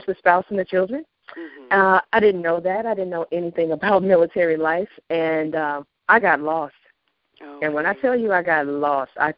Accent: Memphis, Tennessee, United States; moved away as an adult; I'm originally from Memphis

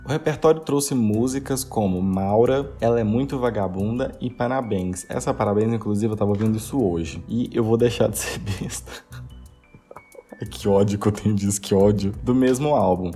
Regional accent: Coromandel, Minas Gerais, Brazil; moved away; eu comprava anime na banquinha de jornal lá da minha cidade, lá de Coromandel

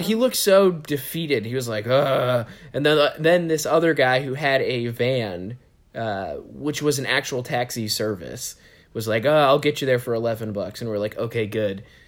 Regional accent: New York, United States; you really felt like proud to be a New York resident

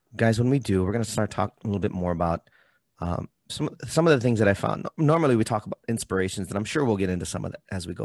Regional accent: Hawaii, United States; I also come from a culture that has its own language, being Hawaiian

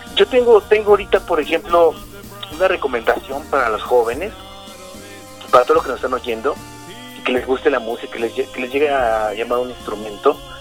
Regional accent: Mexico City, Mexico; soy originario de la alcaldía Iztapalapa, aquí en la Ciudad de México

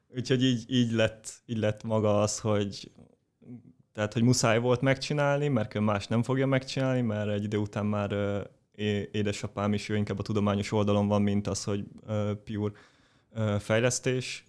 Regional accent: Pécs, Baranya, Hungary; én Pécsi vagyok, Pécsen jártam gimnáziumba

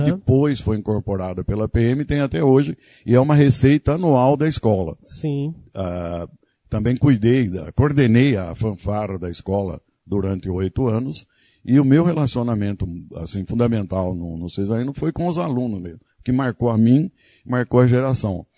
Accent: Dois Córregos, São Paulo, Brazil; moved away as an adult; now in Iracemápolis, Brazil; Eu nasci em Dois Córregos, estado de São Paulo.

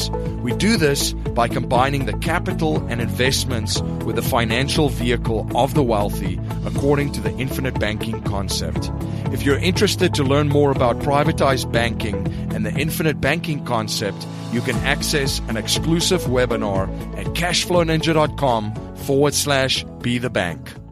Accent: Stellenbosch, Western Cape, South Africa; I grew up in Stellenbosch in uh, South Africa, our wine country, and just uh, recently got back from visiting there.

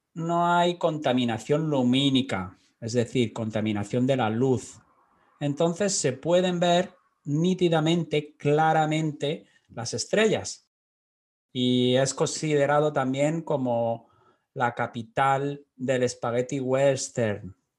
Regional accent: Almería, Andalusia, Spain; yo soy de Almería, de Andalucía también

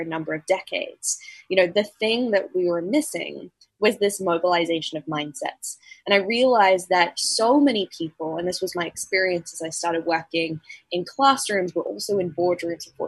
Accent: tropical North Queensland, Australia; I grew up in Australia's tropical North Queensland.

